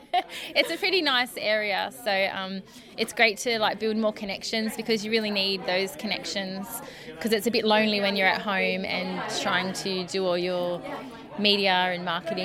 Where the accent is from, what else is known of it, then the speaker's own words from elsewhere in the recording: Wollongong, New South Wales, Australia; also born or lived in Thirroul; I'm from Shoal Harbour.